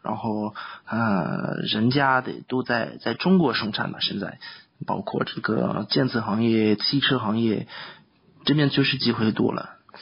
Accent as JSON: {"language": "Chinese", "country": "France", "first_language": "French", "second_language": "Chinese", "moved": "yes", "lives_now": "China", "said": "比如说我们法国人就基本上都会年轻的时候喜欢玩，喜欢跟朋友出去"}